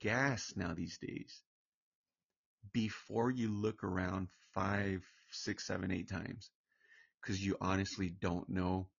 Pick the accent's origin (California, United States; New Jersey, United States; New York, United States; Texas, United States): California, United States; Orange County; I'm originally from Orange County, California, but my background, my family were Hispanic